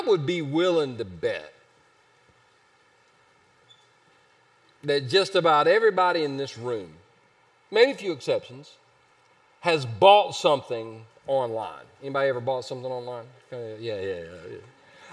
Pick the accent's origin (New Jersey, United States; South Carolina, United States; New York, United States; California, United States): South Carolina, United States; Easley; I grew up in Easley